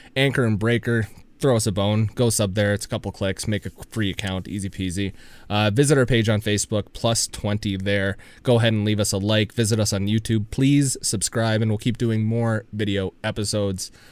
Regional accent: Canada; I'm from Canada

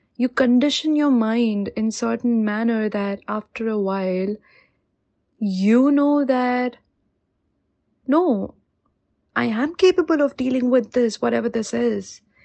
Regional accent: India; moved away as an adult; now in New Zealand; I am an Indian living in New Zealand for a little over two years now

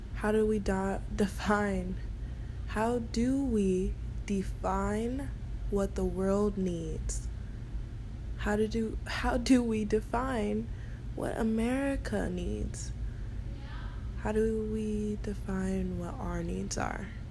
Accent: United States; I am American

